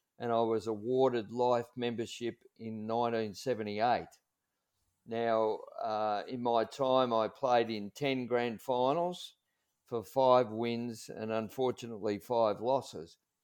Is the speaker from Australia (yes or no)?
yes; Red Hill, Victoria, Australia; I grew up in Red Hill. My family lived in Sheehan's Road, and I did all my schooling at the Red Hill Consolidated School